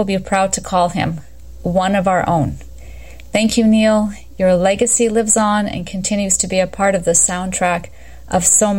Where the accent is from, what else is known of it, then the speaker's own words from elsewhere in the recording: Canada; And as a Canadian, and on behalf of my fellow countrymen